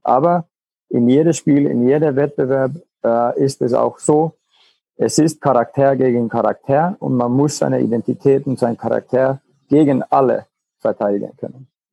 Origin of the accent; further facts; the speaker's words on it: Finland; German is a second language; moved away as an adult; now in Germany; in Finnland, wo ich noch gespielt habe oder oder ja, von wo ich herkomme